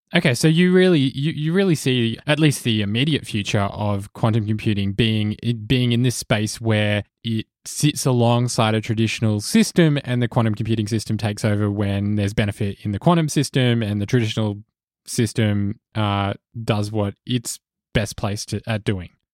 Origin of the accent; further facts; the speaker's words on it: Australia; In Australia, where I'm from